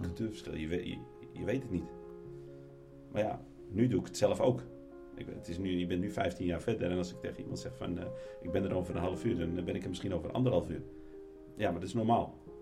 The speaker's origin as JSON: {"language": "Dutch", "country": "Netherlands", "tie": "born or raised there", "moved": "as an adult", "lives_now": "Morocco", "said": "En ik ben in Nederland opgevoed"}